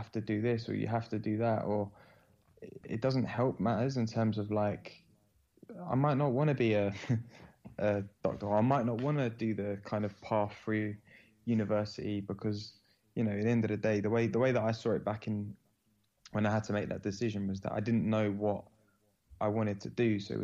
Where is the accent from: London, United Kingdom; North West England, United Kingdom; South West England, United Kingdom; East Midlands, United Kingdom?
London, United Kingdom; born and raised in London